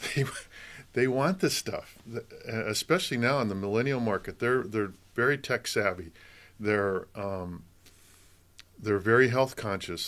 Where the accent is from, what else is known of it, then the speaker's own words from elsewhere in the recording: Michigan, United States; moved away as an adult; also born or lived in Colorado; now in California, United States; I grew up in Michigan